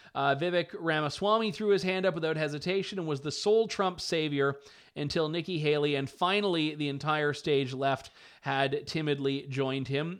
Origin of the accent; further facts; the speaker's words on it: Canada; now in London, Canada; as a Canadian